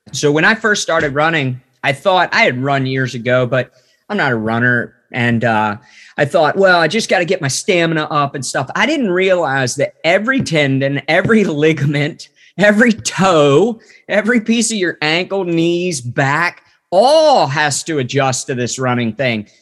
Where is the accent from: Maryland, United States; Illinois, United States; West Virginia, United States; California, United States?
West Virginia, United States; I grew up in West Virginia